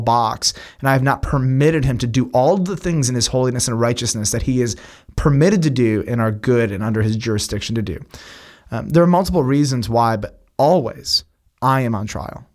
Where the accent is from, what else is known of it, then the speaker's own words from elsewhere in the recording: United States; as an American Westerner